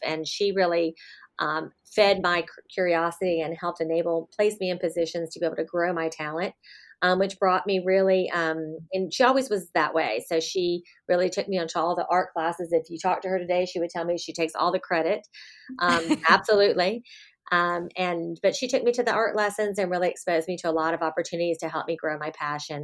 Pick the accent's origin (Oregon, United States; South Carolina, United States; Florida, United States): Florida, United States; Miami; I was born and raised in Miami, Florida